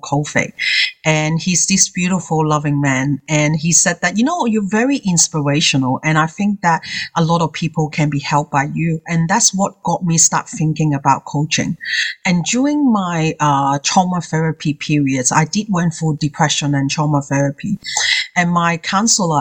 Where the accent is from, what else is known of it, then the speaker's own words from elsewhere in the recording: Hong Kong; English is a second language; now in Australia; As someone that who is English is his second language, I come from Hong Kong myself. I've been in here for 30 years